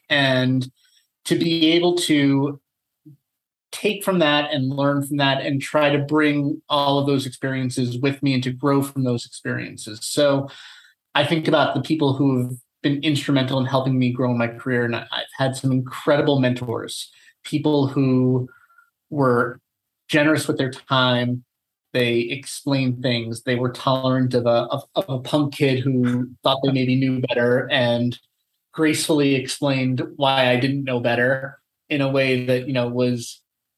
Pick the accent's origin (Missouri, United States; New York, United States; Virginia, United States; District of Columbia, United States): New York, United States; Long Island; moved away as an adult; also born or lived in Los Angeles / Amsterdam; I grew up on Long Island. I'm a native New Yorker